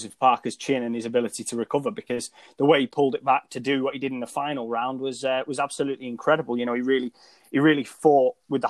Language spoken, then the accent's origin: English; United Kingdom; I think my fan bias and being a British fight fan probably picked Dillian Whyte